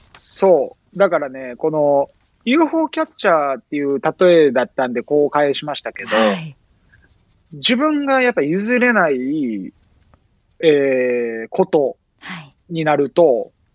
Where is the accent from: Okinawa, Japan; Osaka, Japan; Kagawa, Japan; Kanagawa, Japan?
Osaka, Japan; now in Brazil; 大阪で生まれ育った